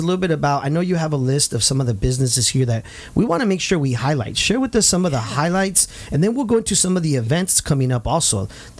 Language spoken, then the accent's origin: English; Santa Ana, California, United States; As a kid growing up in Santa Ana, downtown Santa Ana was dear to my heart.